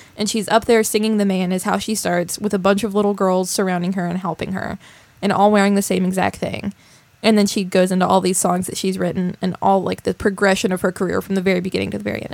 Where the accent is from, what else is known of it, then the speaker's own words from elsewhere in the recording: West Virginia, United States; people like us that come from somewhere like West Virginia